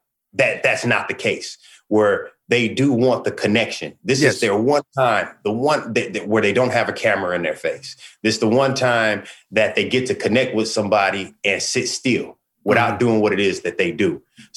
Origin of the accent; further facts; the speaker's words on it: West Coast, United States; like you said, I'm from the West Coast.